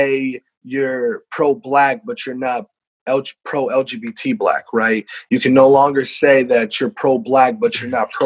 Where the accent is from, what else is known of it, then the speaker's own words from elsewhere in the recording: Iowa, United States; moved away as an adult; now in Rhode Island, United States; I'm from Iowa